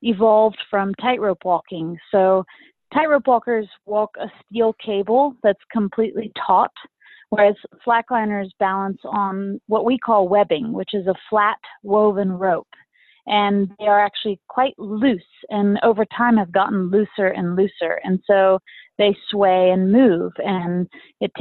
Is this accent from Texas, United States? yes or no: yes; Austin, Texas, United States; my hometown of Austin, Texas